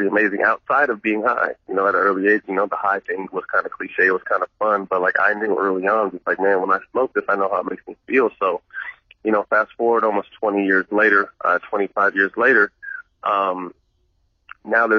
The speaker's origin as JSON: {"language": "English", "town": "Sacramento", "region": "California", "country": "United States", "tie": "born or raised there", "said": "a local company in Sacramento, my hometown"}